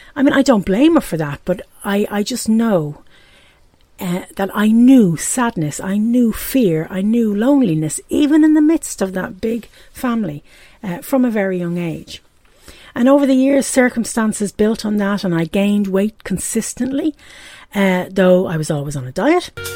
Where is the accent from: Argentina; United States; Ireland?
Ireland; Dublin, Leinster; accent: brogue; now in Pontypool, United Kingdom; As you can probably hear from the brogue, I'm from Ireland. I was born and raised in Dublin in Ireland and now I live in Pontypool, which is in the eastern valley of Gwent in South Wales.